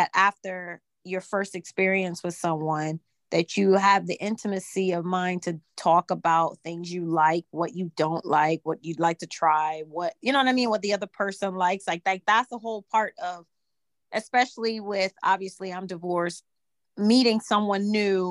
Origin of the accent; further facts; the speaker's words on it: Jamaica; I'm Jamaican